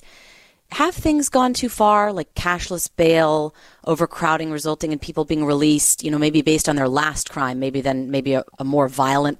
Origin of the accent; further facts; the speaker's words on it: Los Angeles, California, United States; I'm from Los Angeles.